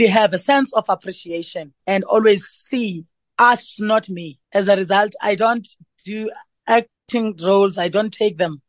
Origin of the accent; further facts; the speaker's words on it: rural Eastern Cape, South Africa; moved away; also born or lived in Johannesburg; growing up from the rural areas of Namakwa in the Eastern Cape, finding my way to Johannesburg.